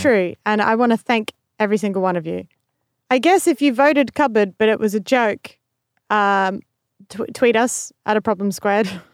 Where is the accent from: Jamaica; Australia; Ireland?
Australia; being in the same room as another Australian